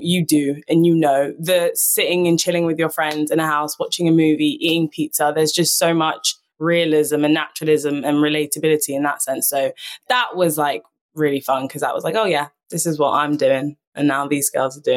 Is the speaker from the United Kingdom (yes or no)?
yes; London, United Kingdom; I was born and raised in London.